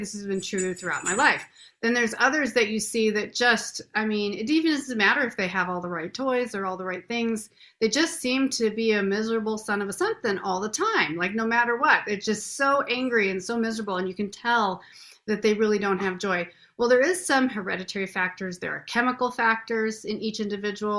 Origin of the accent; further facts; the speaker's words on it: Renton, Washington, United States; I was born in Renton. This is like my home stomping grounds.